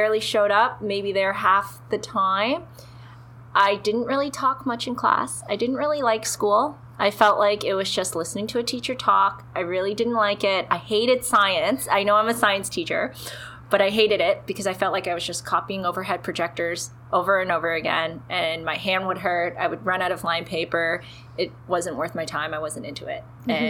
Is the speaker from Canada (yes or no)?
yes; Toronto, Ontario, Canada; now in Ottawa, Canada; I'm originally from Toronto, grew up there, and then I moved to Ottawa